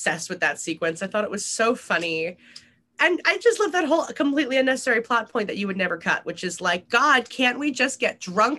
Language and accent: English; New York, United States; my hometown of Brooklyn.